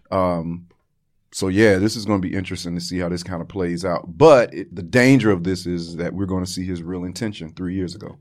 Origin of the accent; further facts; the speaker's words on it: Florida, United States; I am from Florida